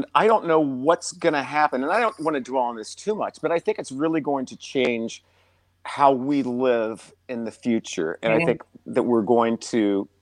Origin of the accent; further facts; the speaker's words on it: Champaign, Illinois, United States; now in New York City, United States; my hometown, Champaign, Illinois